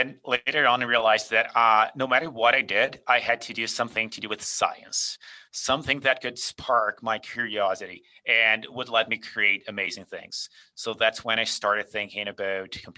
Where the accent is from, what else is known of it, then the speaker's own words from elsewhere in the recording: Brazil; moved away as an adult; also born or lived in Calgary, Canada; now in Canada; I grew up in Brazil. I was born and raised there.